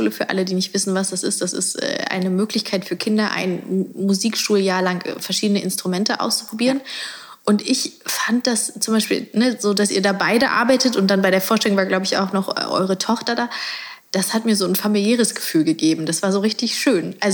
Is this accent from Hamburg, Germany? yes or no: yes; Hamburg, Germany; moved away as an adult; also born or lived in Amsterdam / Berlin / Dessau; now in Bad Belzig, Germany; Ich bin gebürtige Hamburgerin.